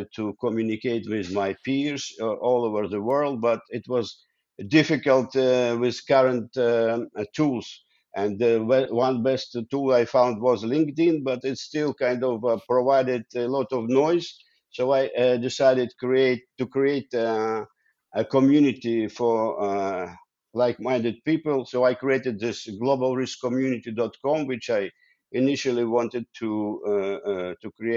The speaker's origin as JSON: {"language": "English", "country": "Ukraine", "tie": "born or raised there", "also_born_or_lived": "Russia / Israel", "second_language": "English", "moved": "as an adult", "lives_now": "Netherlands", "said": "I was born in Ukraine now. I studied in Russia. Then I came to Israel. And now I live in the Netherlands"}